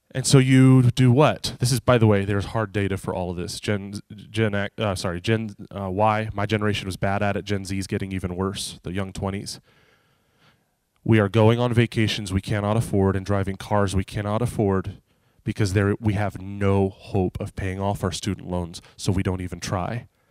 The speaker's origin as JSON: {"language": "English", "country": "United States", "said": "I'm an American."}